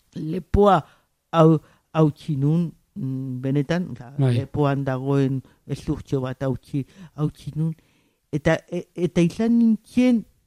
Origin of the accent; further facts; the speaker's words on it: San Sebastián, Basque Country, Spain; el txofe plaza ondoan jaio, jaio nintzen